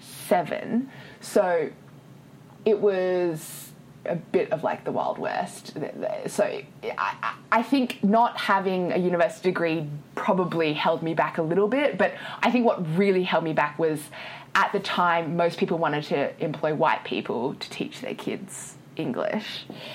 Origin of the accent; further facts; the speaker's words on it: Sydney, New South Wales, Australia; moved away as an adult; now in Hong Kong; So I was born and raised in Sydney, Australia. My parents were born and raised in Malaysia and migrated to Australia before my brother and I were born. And we are ethnically Chinese